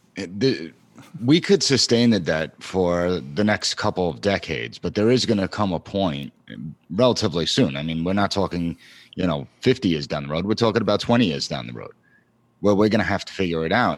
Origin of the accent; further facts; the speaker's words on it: Long Island, New York, United States; I live in the New York area. I'm from Long Island.